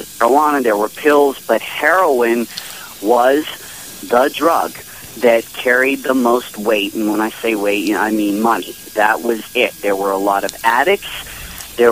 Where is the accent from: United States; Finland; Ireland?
United States; Pittsburgh, Pennsylvania; I'm actually from Pittsburgh